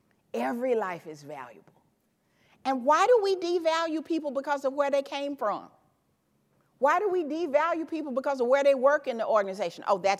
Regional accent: the South, United States; But I'm from the South. Take a plate. They got some cookies or something else like that. See, in the South, when you leave, people say, well, take a plate, honey.

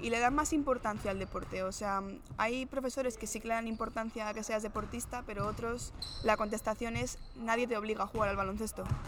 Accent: Madrid, Community of Madrid, Spain; also born or lived in Maryland / West Virginia / New Jersey; yo al final soy de Madrid

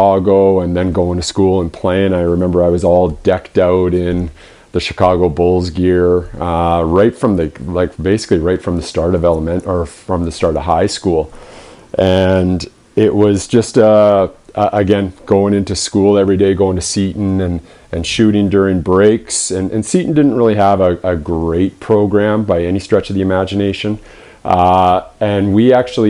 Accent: Vernon, British Columbia, Canada; also born or lived in Kamloops, British Columbia; I grew up in Vernon.

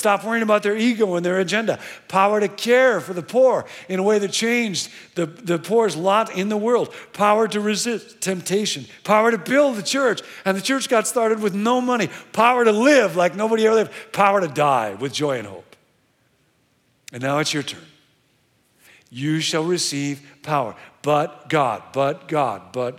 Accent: Rockford, Illinois, United States; I grew up in Rockford, Illinois.

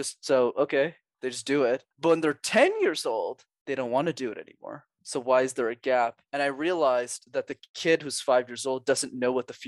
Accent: Montreal, Quebec, Canada; I'm born and raised in Montreal. So I learned French there and I still live there today.

